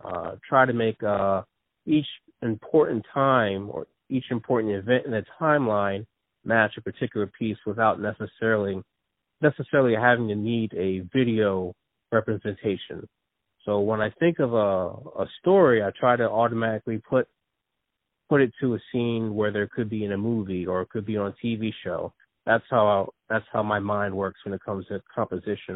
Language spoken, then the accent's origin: English; New Jersey, United States; also born or lived in Philadelphia area; born in New Jersey, and uh, I've been raised in New Jersey, but most of my family's from Philadelphia